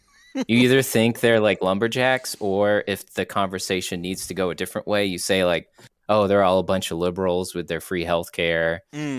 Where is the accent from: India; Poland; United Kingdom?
United Kingdom; I'm from Europe.